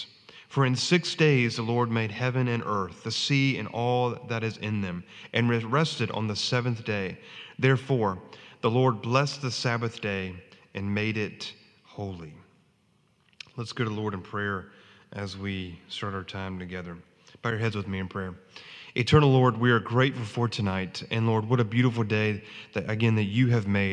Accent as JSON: {"language": "English", "town": "New Bern", "region": "North Carolina", "country": "United States", "tie": "born or raised there", "said": "grew up in New Bern"}